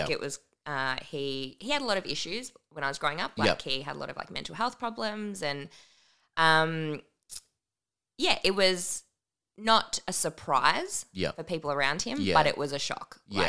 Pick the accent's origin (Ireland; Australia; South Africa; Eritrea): Australia; Melbourne, Victoria; I grew up in Greensboro in Melbourne.